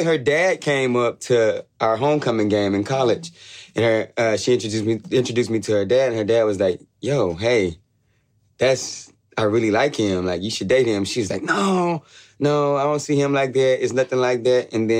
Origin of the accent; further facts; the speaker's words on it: Arkansas, United States; now in Nashville, United States; I'm from Arkansas, small town on the border of Arkansas and Louisiana.